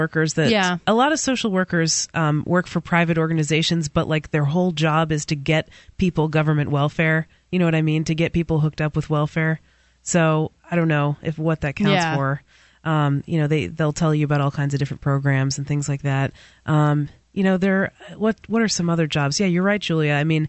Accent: New Hampshire, United States; I happen to be born in New Hampshire, so I'm a New Hampshirean. And I'm an American.

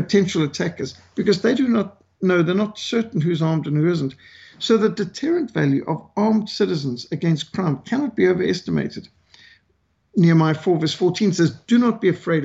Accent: Bulawayo, Zimbabwe; I was raised in Rhodesia, what today is communist Zimbabwe.

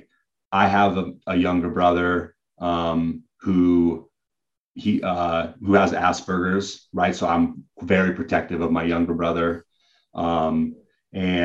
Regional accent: Hubbard, Oregon, United States; I grew up in Hubbard, Oregon

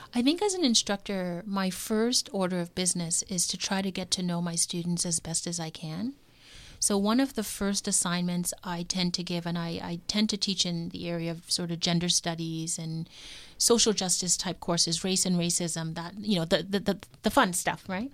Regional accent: Toronto, Ontario, Canada; also born or lived in Kingston, Canada; I was born in Toronto, so Toronto is home

